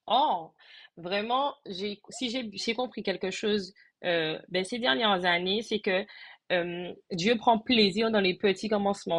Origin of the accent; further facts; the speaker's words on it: Martinique; je suis de la Martinique, je réside également en Martinique